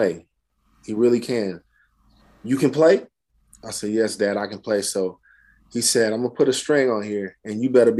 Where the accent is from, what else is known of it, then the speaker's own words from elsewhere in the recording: Oakland, California, United States; also born or lived in New Jersey; I'm from Oakland, California. I was born in New Jersey because my dad was in Vietnam.